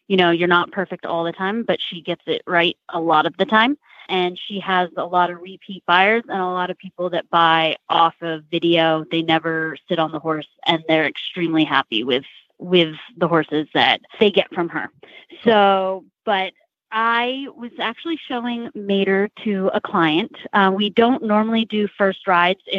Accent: California, United States; moved away; I'm originally from California

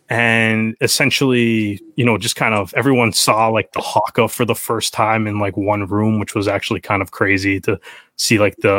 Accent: Oshawa, Ontario, Canada; also born or lived in Brampton; Yeah, like I'm from Oshawa originally, moved, and I've kind of moved around a little bit. But when I was in high school, I was actually in Brampton.

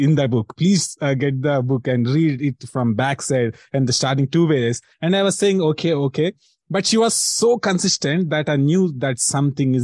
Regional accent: India; I'm from India.

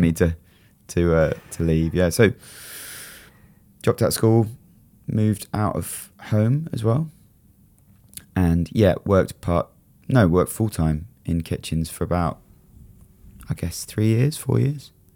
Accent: Brighton, South East England, United Kingdom; it was just in Brighton, in my hometown

